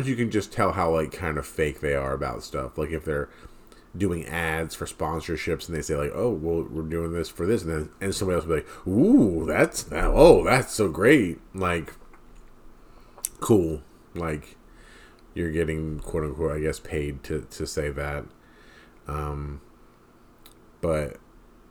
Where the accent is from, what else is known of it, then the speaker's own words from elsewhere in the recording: New Jersey, United States; We're a couple from New Jersey